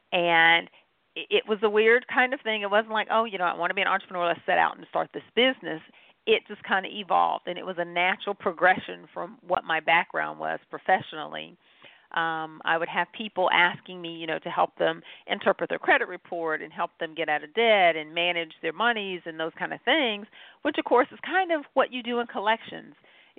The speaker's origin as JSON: {"language": "English", "town": "Goldsboro", "region": "North Carolina", "country": "United States", "said": "No, I'm actually from Goldsboro, North Carolina, is what we refer to as home. I am what is affectionately known as a military brat, meaning my dad was Air Force, so moved around and got to see the world."}